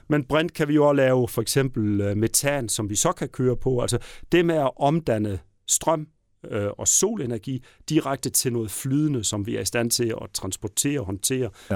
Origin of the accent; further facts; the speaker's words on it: Southern Jutland, Southern Denmark, Denmark; accent: Southern Jutlandic; de kan høre, at jeg kommer fra Sønderjylland